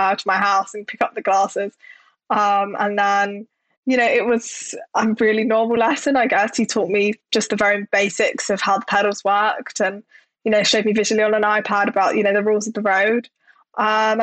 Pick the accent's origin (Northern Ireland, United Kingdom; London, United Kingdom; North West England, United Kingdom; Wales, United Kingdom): London, United Kingdom; I grew up in Southeast London